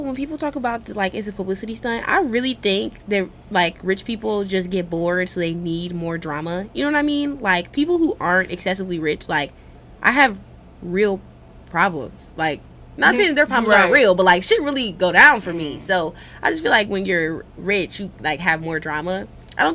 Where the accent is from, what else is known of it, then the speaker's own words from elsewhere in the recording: Cleveland, Ohio, United States; I'm from Cleveland.